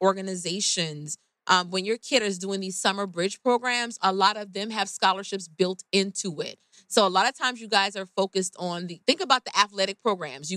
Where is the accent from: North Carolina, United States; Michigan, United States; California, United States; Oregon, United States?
California, United States; Oakland; I'm from Oakland